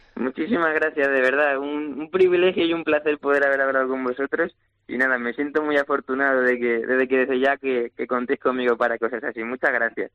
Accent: Valencia, Valencian Community, Spain; mi plaza, por encontrarme en mi tierra y sobre todo ante mi gente

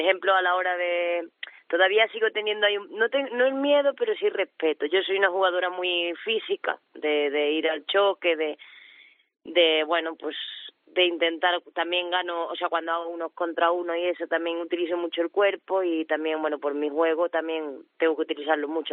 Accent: Córdoba, Andalusia, Spain; now in Ourense, Spain; soy cordobesa

